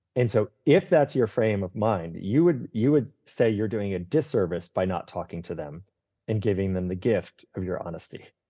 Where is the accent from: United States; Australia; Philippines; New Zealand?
United States; Northeast; I grew up in the Northeast